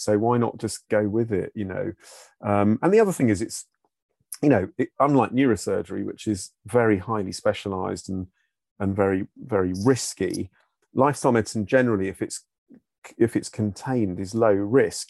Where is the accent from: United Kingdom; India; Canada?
United Kingdom; Brighton, South East England; moved away; that was my hometown where I grew up